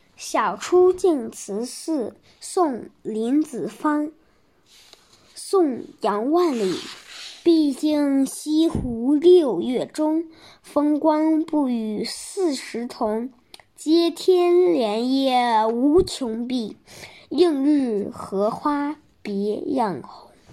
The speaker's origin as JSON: {"language": "Chinese", "town": "Shijiazhuang", "region": "Hebei", "country": "China", "said": "我来自河北石家庄"}